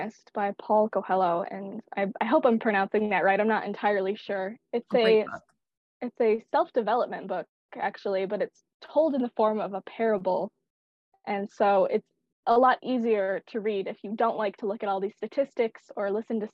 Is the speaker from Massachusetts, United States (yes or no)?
no; Cheyenne River Reservation, South Dakota, United States; I was born and raised on the Cheyenne River Reservation.